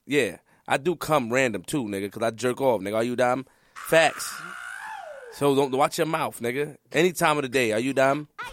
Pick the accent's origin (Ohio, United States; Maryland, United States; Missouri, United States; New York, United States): New York, United States; New York City; I'm from Queens, and I'm from the Webb and Nittany era